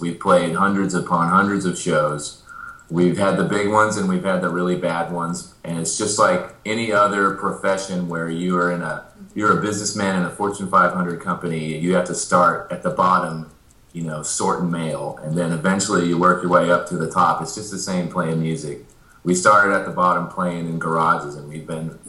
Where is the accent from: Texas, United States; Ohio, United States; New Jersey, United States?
Texas, United States; Amarillo; moved away as an adult; also born or lived in Dallas, Texas; now in Nashville, United States; I grew up in Amarillo and I played country in Dallas for a couple years. And I had moved to Nashville